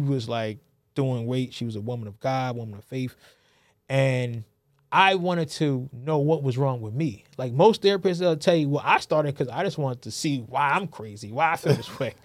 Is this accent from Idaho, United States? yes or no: no; New Haven, Connecticut, United States; born and raised in New Haven, Connecticut